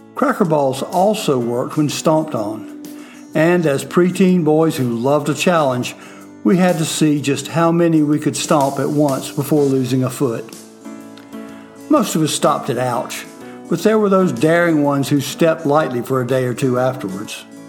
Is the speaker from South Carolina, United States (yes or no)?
yes; Fort Mill, South Carolina, United States